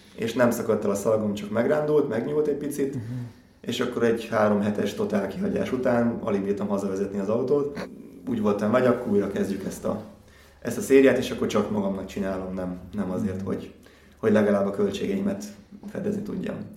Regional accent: Gyula, Békés, Hungary; futottam Gyulán, ugye ott, ott nőttem föl

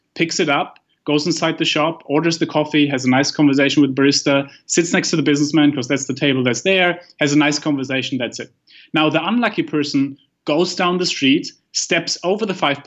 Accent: Germany; moved away; I come from Germany

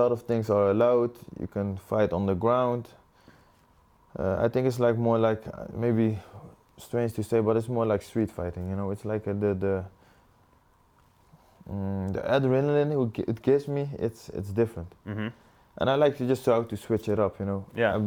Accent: Netherlands; my hometown with my family and friends

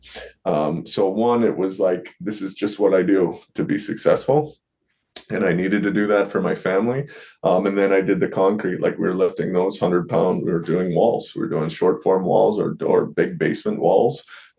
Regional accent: Ontario, Canada; So I worked a lot of jobs. I worked back home in Ontario for an ex-hock

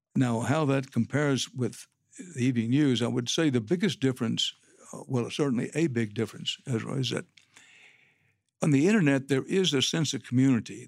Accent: Texas, United States; I'm a Texan by birth and by choice

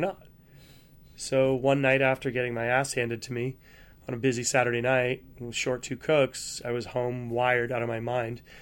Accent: New England, United States; I grew up in New England. I grew up on the water

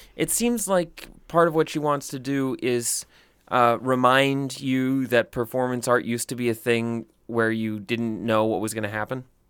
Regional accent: the South, United States; growing up in the South

